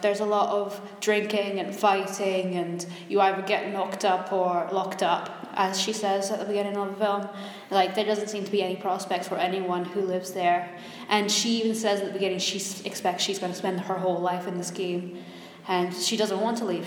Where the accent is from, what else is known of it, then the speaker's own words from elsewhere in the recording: Blairgowrie, Scotland, United Kingdom; I grew up near Dundee, like I grew up in Blairgowrie, Perthshire.